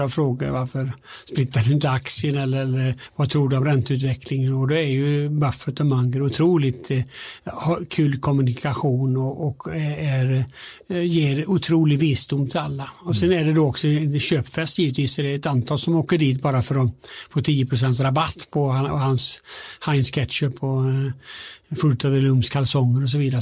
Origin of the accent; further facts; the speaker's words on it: Alingsås, Västra Götaland, Sweden; now in Stockholm, Sweden; jag kommer från Alingsås, alltså, bor i Stockholm